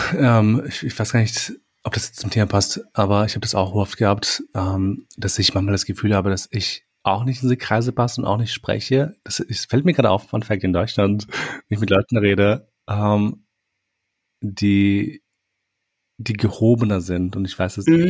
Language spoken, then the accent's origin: German; Austria; also born or lived in Kosovo; ich lebe hier, seitdem ich irgendwie drei Jahre alt bin